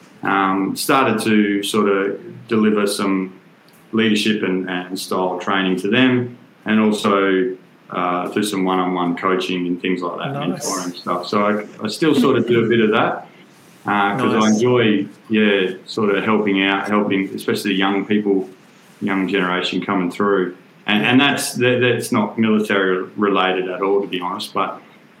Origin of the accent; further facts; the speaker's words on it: Perth, Western Australia, Australia; I'm from Perth originally, from WA